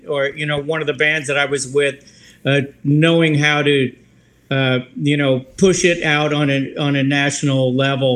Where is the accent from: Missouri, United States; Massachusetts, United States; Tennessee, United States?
Missouri, United States; Kansas City; I'm from Kansas City, Missouri